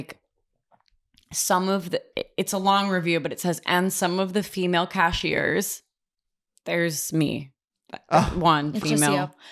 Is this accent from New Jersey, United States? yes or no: yes; Montclair, New Jersey, United States; moved away as an adult; also born or lived in Boston / North Carolina / Los Angeles; now in New York, United States; my hometown... is the hometown of Marnie Michaels, Montclair, New Jersey